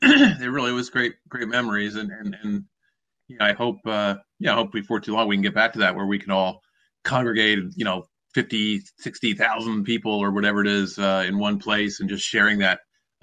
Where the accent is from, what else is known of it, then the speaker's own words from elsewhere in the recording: Philadelphia, Pennsylvania, United States; when I was growing up, I loved the Phillies. I mean, they were my hometown team, and I was a fan, and that's how I came to love baseball was through watching the Phillies every day.